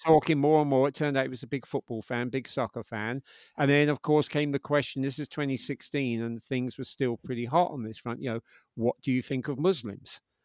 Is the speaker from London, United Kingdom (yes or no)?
yes; London, United Kingdom; moved away as an adult; also born or lived in New York; I'm from London, um, and I moved to New York in my twenties